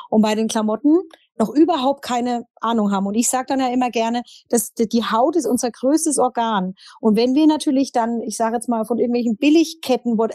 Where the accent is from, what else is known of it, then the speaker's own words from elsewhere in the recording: Berlin, Germany; ich komme aus Berlin, bin Modedesignerin und Textildesignerin